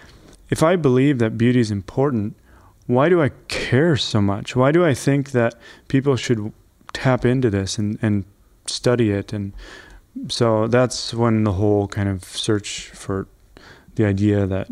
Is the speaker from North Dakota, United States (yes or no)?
yes; North Dakota, United States; moved away; also born or lived in Argentina; I was born in North Dakota